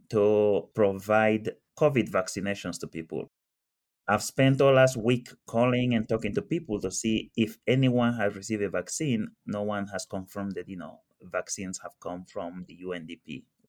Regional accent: Annobón, Equatorial Guinea; moved away; I grew up in Equatorial Guinea, like uh, Lucas, and I was born there and I grew up there

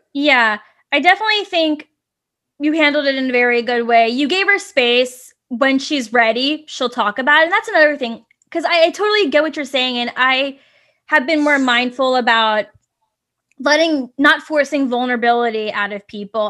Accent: Virginia, United States; now in San Francisco, United States; I'm originally from Virginia and, you know, there's all that Southern culture there

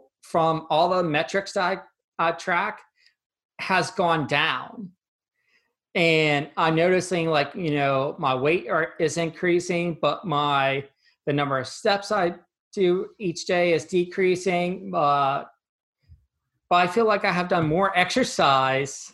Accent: 30 minutes outside State College, Pennsylvania, United States; So I grew up in Pennsylvania, about 30 minutes outside of State College, where Penn State University is the main campus is

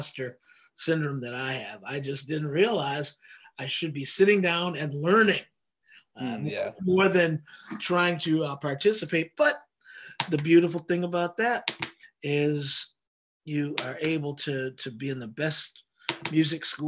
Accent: Oak Park, Michigan, United States; Marcy and I are from the same town. We're from Oak Park, Michigan.

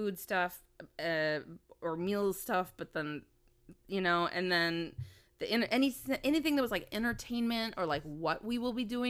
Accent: Minnesota, United States; growing up in Minnesota

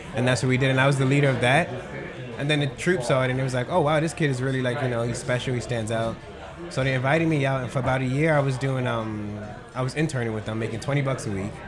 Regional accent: New York City, New York, United States; moved away; also born or lived in Babylon; I am originally from Queens

